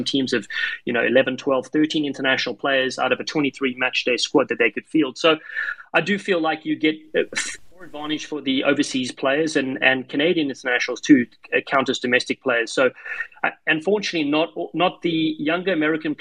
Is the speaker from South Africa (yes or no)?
yes; South Africa; now in United States; Growing up in South Africa